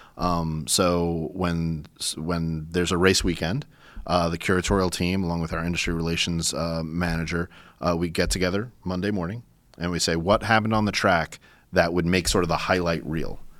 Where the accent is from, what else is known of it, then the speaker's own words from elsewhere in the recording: New York, United States; I'm a New Yorker